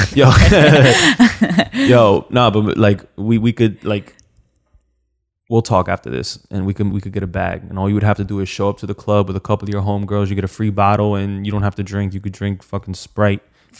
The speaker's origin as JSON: {"language": "English", "town": "Miami", "region": "Florida", "country": "United States", "said": "I'm from Miami. I see beauty every single day."}